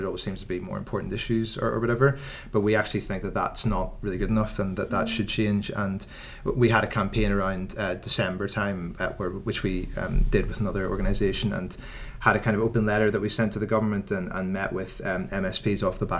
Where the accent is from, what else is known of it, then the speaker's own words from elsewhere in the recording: Northern Ireland, United Kingdom; Yes, I am.